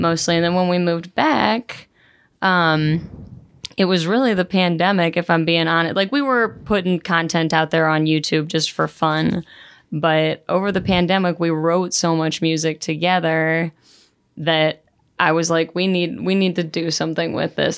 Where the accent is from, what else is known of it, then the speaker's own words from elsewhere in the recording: South Florida, United States; moved away as an adult; now in St. Louis, United States; I'm from South Florida